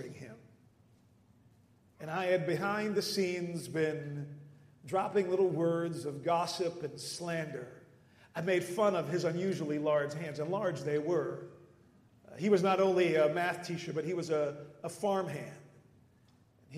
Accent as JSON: {"language": "English", "country": "Netherlands", "tie": "born or raised there", "moved": "yes", "said": "Growing up in the Netherlands"}